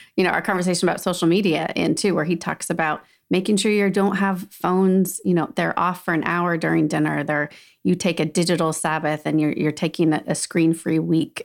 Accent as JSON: {"language": "English", "region": "Southern California", "country": "United States", "tie": "born or raised there", "also_born_or_lived": "Salt Lake City, Utah", "moved": "yes", "said": "I grew up in Southern California, so definitely beach is, feels like home, but then we had lots of years in Salt Lake City"}